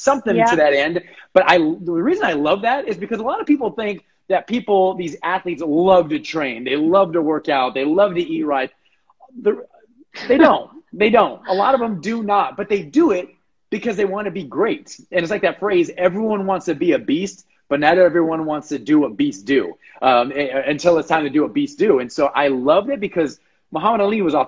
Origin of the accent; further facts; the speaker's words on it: Los Angeles, California, United States; moved away; born and raised in Los Angeles